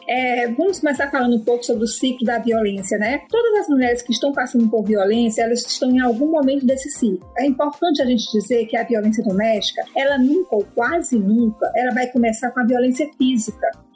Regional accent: Fortaleza, Ceará, Brazil; eu sou de Fortaleza, Ceará, cidade natal da Maria da Penha

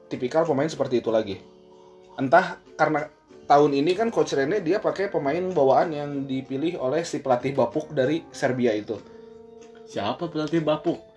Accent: Bandung, West Java, Indonesia; Jadi kebetulan karena kita orang Bandung jadinya iya.

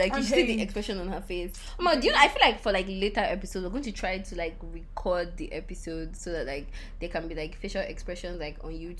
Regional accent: Nigeria; accent: Nigerian English; I'm a Nigerian, and this is like how we speak on a daily.

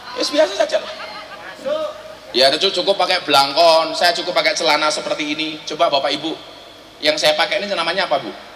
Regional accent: Indonesia; kami dilahirkan di Indonesia

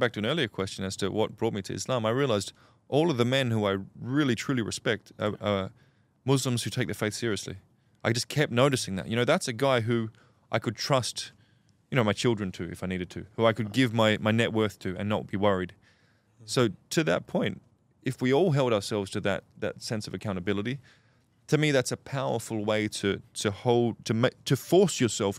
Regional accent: Australia; As an Aussie

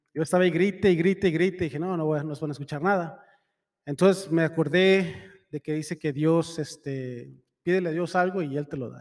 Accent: Mexico; Soy mexicano

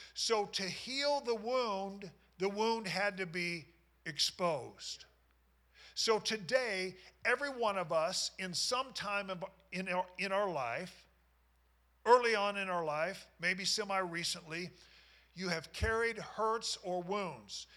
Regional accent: Knoxville, Iowa, United States; I grew up in Knoxville, Iowa, and these were guys that I went to school with.

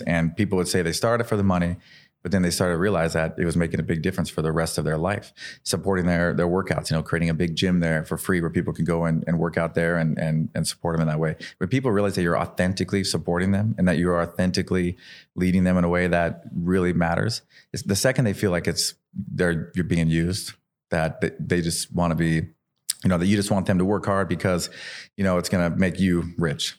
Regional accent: Idaho, United States; I'm this kid from Idaho.

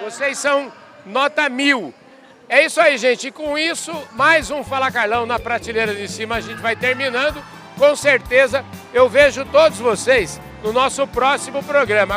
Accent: Porangaba, São Paulo, Brazil; eu nasci num lugar chamado Bairro dos Mirandas. Fica em Porangaba

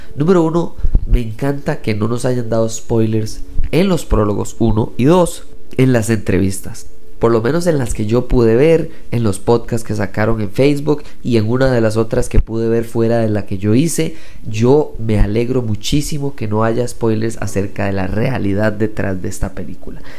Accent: Costa Rica; soy costarricense. Haber nacido en Costa Rica

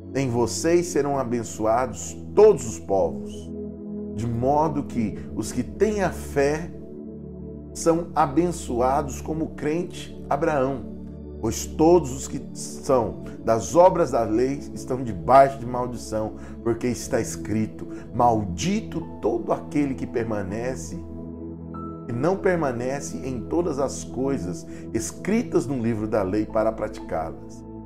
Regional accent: Cavalcante, Goiás, Brazil; moved away; Cavalcante, a terra de onde eu vim

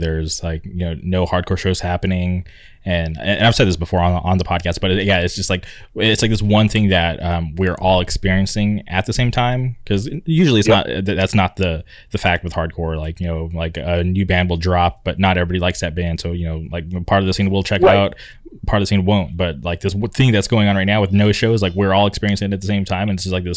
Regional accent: Palm Springs, California, United States; moved away as an adult; now in Orange County, United States; I grew up in the Palm Springs area

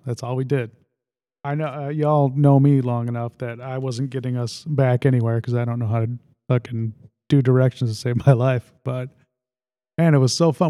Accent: Lake Holiday, United States; growing up in Lake Holiday

